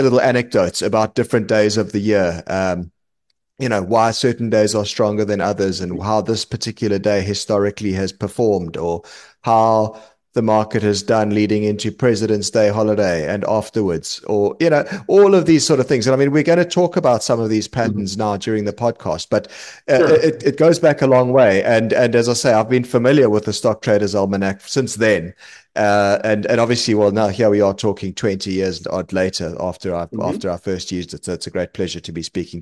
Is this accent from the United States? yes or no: no; South Africa; moved away as an adult; now in London, United Kingdom; I'm from South Africa originally. You might tell from the accent. I'm now based in London